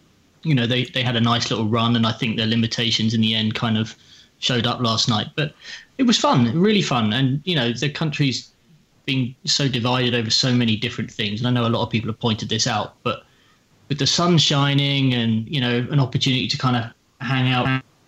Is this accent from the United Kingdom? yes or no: yes; England, United Kingdom; as a half Irish, half Cypriot British passport holder who has lived in England his entire life.